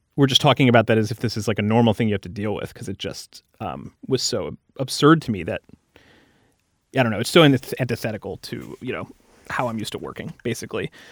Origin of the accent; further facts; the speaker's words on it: United States; as an American